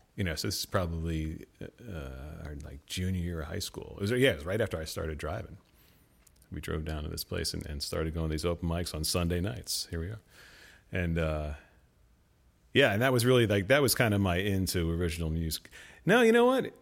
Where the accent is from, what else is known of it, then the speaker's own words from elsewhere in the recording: Clinton, New Jersey, United States; also born or lived in Hoboken, New Jersey; I grew up in Clinton, New Jersey